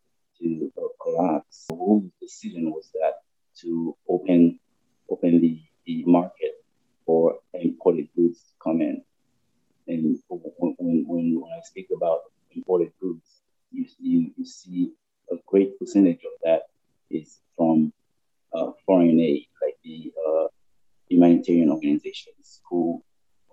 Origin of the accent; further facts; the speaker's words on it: Cap-Haïtien, Nord, Haiti; moved away; I grew up in Cap Haitian